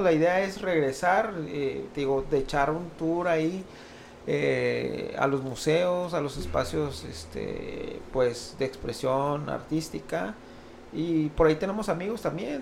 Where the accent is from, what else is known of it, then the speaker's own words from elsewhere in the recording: Oaxaca, Mexico; moved away; Yo soy de Oaxaca y algún tiempo, si bien no toda mi vida de vida allá, pero algún tiempo me eh, crecí allá